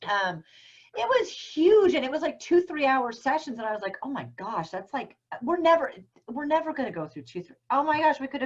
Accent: New Zealand; now in Seattle, United States; I do. I'm from New Zealand.

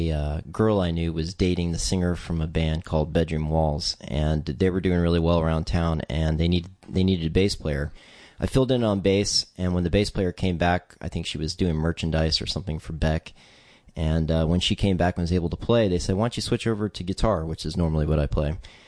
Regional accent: Texas, United States; also born or lived in Virginia; yeah, Virginia and Texas. Basically, I'm from Texas, but I'm a military kid, so I ended up back in Texas when my dad retired, and that was for my senior year.

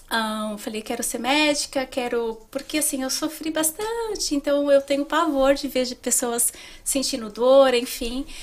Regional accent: São Paulo, Brazil; Eu sou de São Paulo.

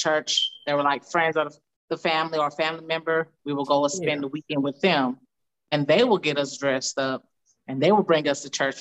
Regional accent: Dallas, Texas, United States; moved away as an adult; also born or lived in Colorado; now in Houston, United States; I'm originally from Dallas. Well, I was born in Colorado, but I lived in Dallas about half of my life, I think, just about half, Dallas, Texas, and I currently live in Houston, Texas

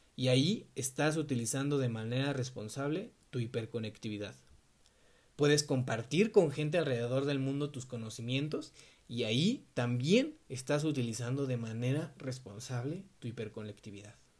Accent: Mexico City, Mexico; yo tengo 20 años, soy de la Ciudad de México

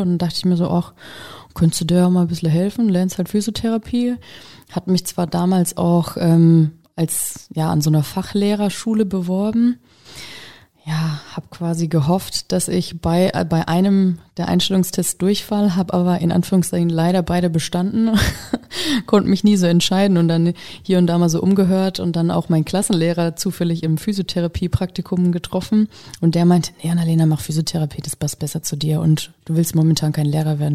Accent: Kiss, Bavaria, Germany; moved away as an adult; also born or lived in Würzburg; now in Hesse, Germany; ich komme ursprünglich aus Kiss, so eine Gemeinde vor Würzburg

